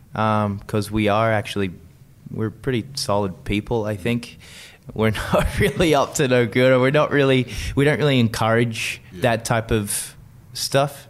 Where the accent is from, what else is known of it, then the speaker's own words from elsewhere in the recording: Sydney, New South Wales, Australia; moved away; also born or lived in United Kingdom; where I grew up in South Windsor, Sydney